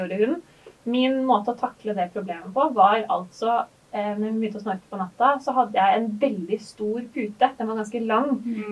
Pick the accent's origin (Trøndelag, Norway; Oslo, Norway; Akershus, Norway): Akershus, Norway; Gjerdrum; jeg kommer fra Gjerdrum, en mm. veldig liten bygd